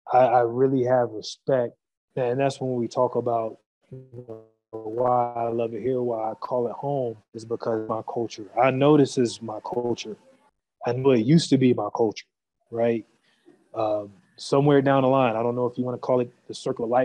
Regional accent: United States; moved away; me growing up in America

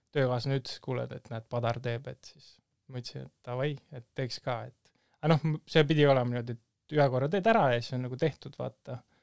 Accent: Tallinn, Harju County, Estonia; ma olen Tallinnast pärit

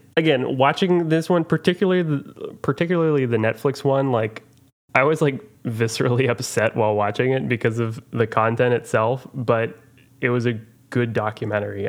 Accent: Oklahoma, United States; I'm from Oklahoma

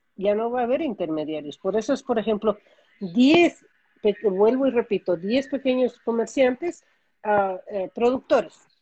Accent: Ecuador; now in United States; yo como ecuatoriana

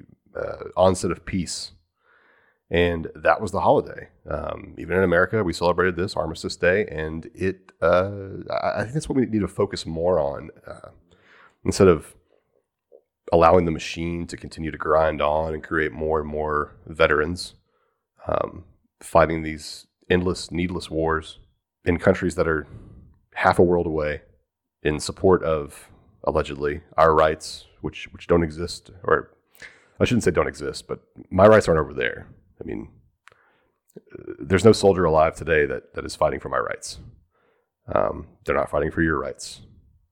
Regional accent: Texas, United States; as a Texan

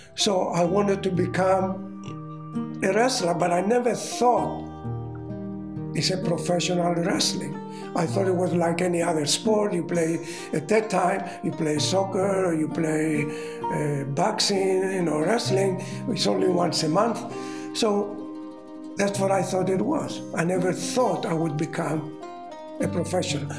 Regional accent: Rhodes, South Aegean, Greece; English is a second language; moved away as an adult; also born or lived in Australia; I was born in Rhodes, Greece

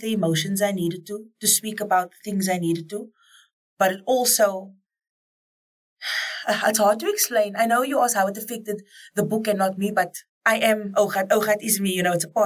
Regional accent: Cape Town, Western Cape, South Africa; as a colored woman growing up on the Cape Flats

